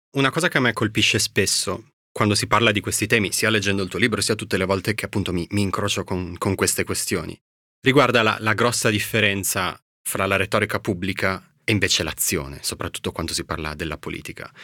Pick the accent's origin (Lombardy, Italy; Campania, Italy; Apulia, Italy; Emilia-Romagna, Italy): Emilia-Romagna, Italy; Bologna; io sono di Bologna, ci andavo spesso da ragazzino